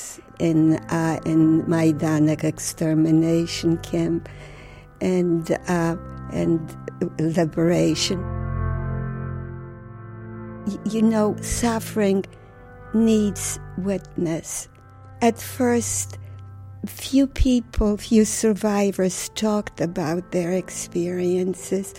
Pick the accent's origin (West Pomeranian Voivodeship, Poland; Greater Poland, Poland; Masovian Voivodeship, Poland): Masovian Voivodeship, Poland; Warsaw; moved away; I was born in Warsaw, Poland. Warsaw was the center of my universe